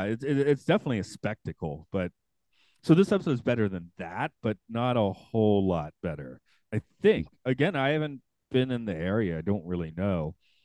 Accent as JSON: {"language": "English", "town": "Atlanta", "region": "Georgia", "country": "United States", "said": "I'm from Atlanta"}